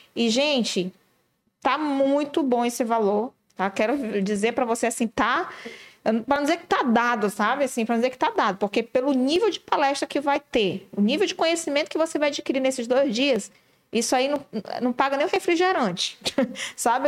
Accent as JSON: {"language": "Portuguese", "town": "Manaus", "region": "Amazonas", "country": "Brazil", "said": "nós que somos de Manaus"}